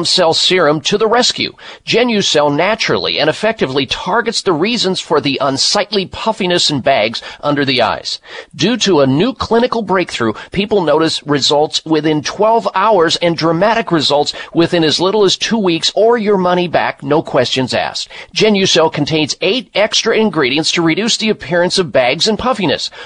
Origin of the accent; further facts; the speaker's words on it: Midwest, United States; I grew up in the Midwest